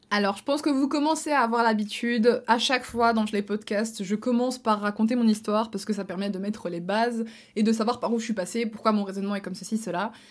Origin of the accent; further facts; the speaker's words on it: Belgium; also born or lived in near Luxembourg (Belgian side), lived at age 14; je suis belge